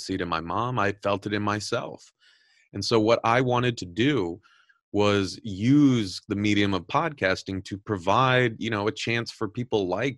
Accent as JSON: {"language": "English", "region": "Southern California", "country": "United States", "tie": "born or raised there", "said": "I'm originally from Southern California"}